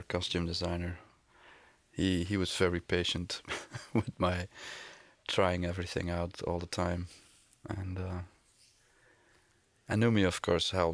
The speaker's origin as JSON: {"language": "English", "region": "Flanders", "country": "Belgium", "first_language": "Flemish", "second_language": "English", "said": "I'm from Belgium, so that's why my English is a little weird"}